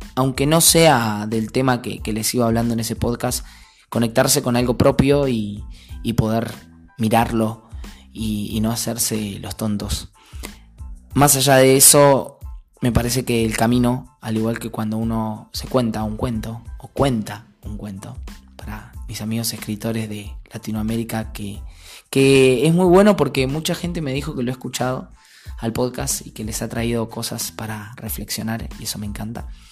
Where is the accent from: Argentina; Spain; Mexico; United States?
Argentina; Saavedra, Buenos Aires Province; en mi pueblo era raro porque 3.000 habitantes